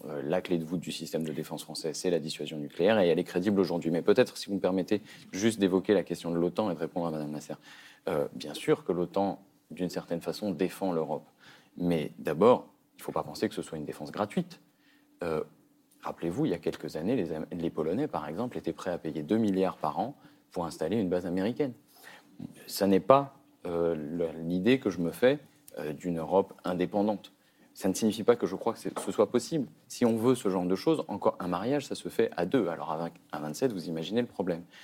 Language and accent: French; France; en tant que Français